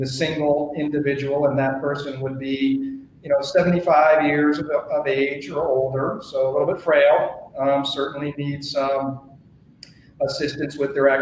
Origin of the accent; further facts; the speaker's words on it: New Jersey, United States; moved away as an adult; also born or lived in Boston / New York City / Richmond; now in Colorado, United States; I'm from New Jersey. I grew up on the East Coast